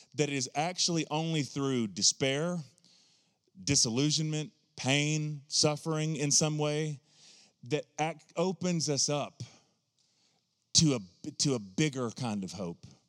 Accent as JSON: {"language": "English", "region": "the South", "country": "United States", "tie": "born or raised there", "said": "I always refer to myself as a hillbilly Pentecostal, 'cause I grew up in the South"}